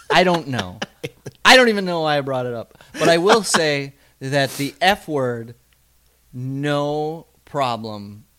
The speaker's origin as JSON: {"language": "English", "region": "Midwest", "country": "United States", "tie": "born or raised there", "moved": "yes", "said": "where we grew up in the Midwest."}